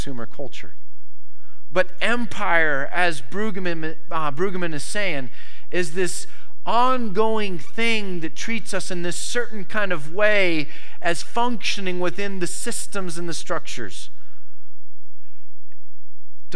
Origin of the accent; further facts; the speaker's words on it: United States; I am an American